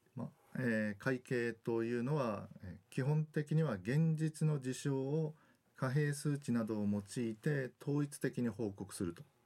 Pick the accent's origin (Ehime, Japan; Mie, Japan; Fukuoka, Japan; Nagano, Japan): Fukuoka, Japan; Kitakyushu; moved away as an adult; also born or lived in Osaka; now in Okinawa, Japan; 私は福岡県の北九州市の出身でで高校までは北九州におりました